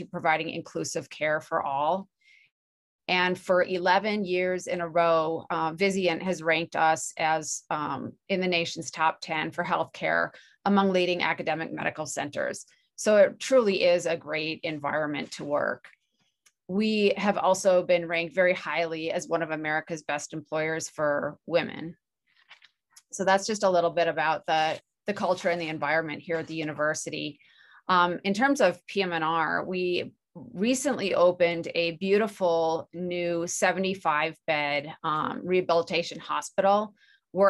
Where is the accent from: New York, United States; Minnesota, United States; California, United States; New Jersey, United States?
Minnesota, United States; moved away as an adult; also born or lived in Chicago, Illinois / Washington; now in Utah, United States; I'm originally from Minnesota